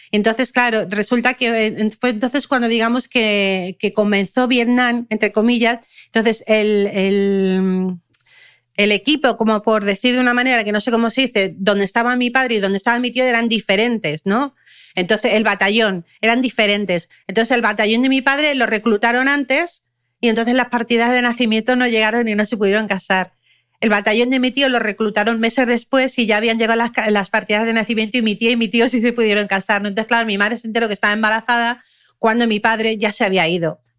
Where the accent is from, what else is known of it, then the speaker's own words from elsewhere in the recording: Germany; born there; Yo nací, en, yo nací en Alemania y nadie supo que yo había nacido, ¿no?